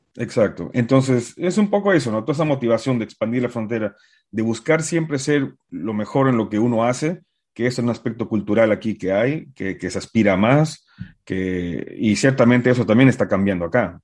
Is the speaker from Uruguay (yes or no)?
yes; Uruguay; also born or lived in Bolivia; now in United States; yo soy de Uruguay, viví antes en Bolivia y estaba en Bolivia eh, cuando, cuando acabé mi licenciatura